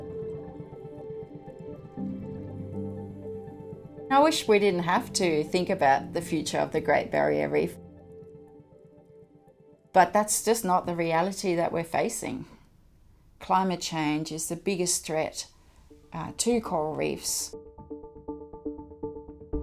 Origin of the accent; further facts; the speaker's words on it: Denmark; moved away as an adult; I'm from Denmark. The wilderness is about the same square area as like highways. So there's not a lot of wilderness there. So I left after high school